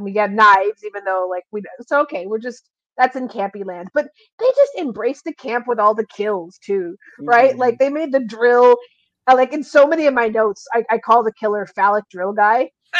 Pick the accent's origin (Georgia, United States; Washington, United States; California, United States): California, United States; I'm from California. I have family in Southern California